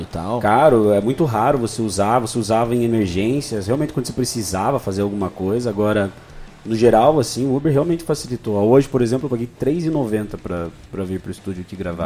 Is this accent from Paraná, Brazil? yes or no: yes; Irati, Paraná, Brazil; Eu sou de Irati, uma cidade aqui do lado